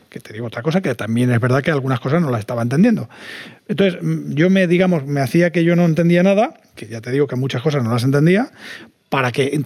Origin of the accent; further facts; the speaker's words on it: Valencian Community, Spain; nosotros somos valencianos, ejercemos de valencianos y estamos muy orgullosos de ser valencianos y, por supuesto, españoles.